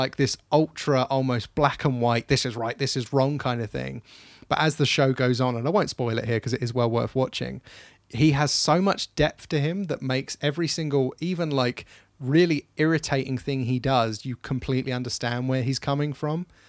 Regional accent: England, United Kingdom; I love being English, I love being British

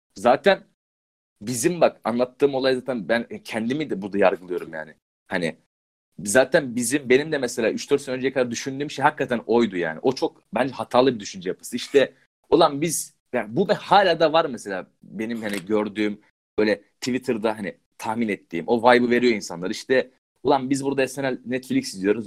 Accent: Balıkesir, Turkey; ben Balıkesir'in köyünde çok gittim geldim yani oralıyım.

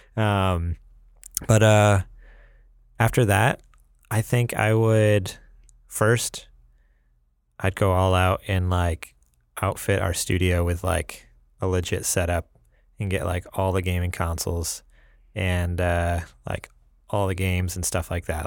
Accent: New York, United States; moved away; I Talk Funny, 'cause I'm from New York

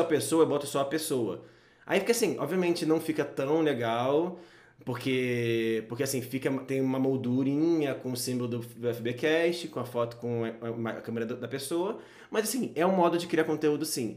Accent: Rio de Janeiro, Brazil; now in São Paulo, Brazil; Eu sou do Rio e Rio é muito menor

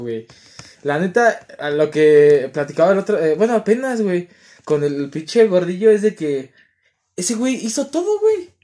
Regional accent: Ecatepec, State of Mexico, Mexico; soy de Catepec y sé que está feo Catepec

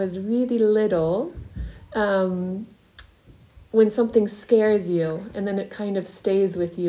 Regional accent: Ohio, United States; also born or lived in France; now in Switzerland; In the States, in Ohio.

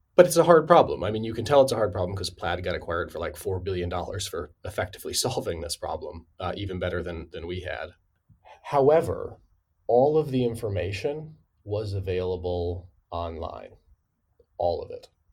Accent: Midwest, United States; I'm from the Midwest

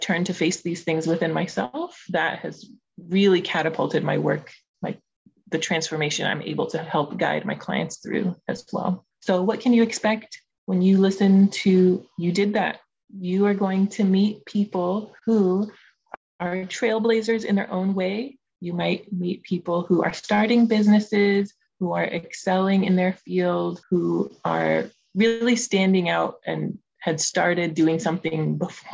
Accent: Los Angeles, California, United States; My family is from Afghanistan. I was born in Los Angeles

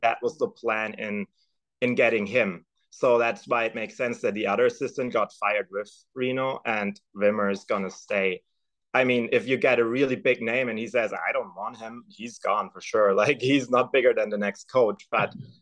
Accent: Stuttgart, Baden-Württemberg, Germany; moved away as an adult; now in Midwest, United States; I was born and raised in Germany. Actually, I was born in Stuttgart and raised just a couple miles outside of it

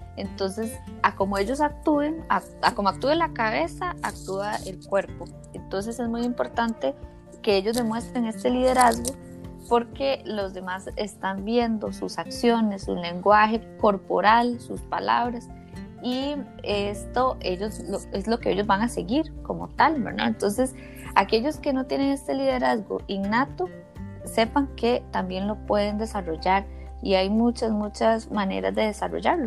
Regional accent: Costa Rica; como decimos aquí en Costa Rica

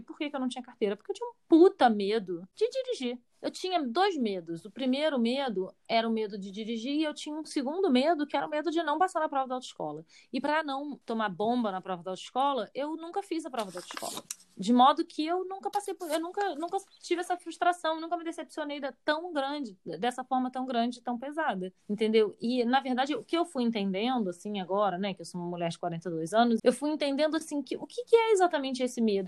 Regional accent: Rio de Janeiro, Brazil; cresci no Rio de Janeiro

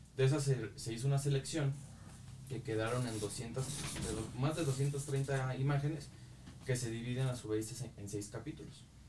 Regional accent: Yurécuaro, Michoacán, Mexico; nunca perdí eh, el amor pues por la historia de mi pueblo

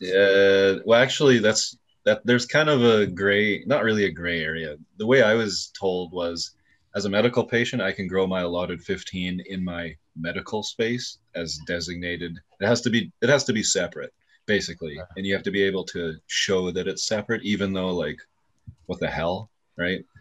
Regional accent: Canada; here in my hometown

